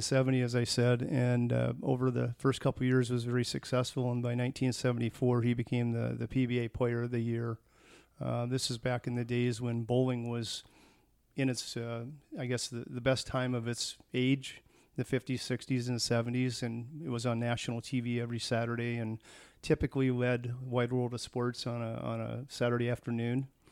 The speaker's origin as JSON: {"language": "English", "town": "Tacoma", "region": "Washington", "country": "United States", "tie": "born or raised there", "also_born_or_lived": "Dublin, California", "moved": "as an adult", "said": "was born in Tacoma, Washington in nineteen sixty"}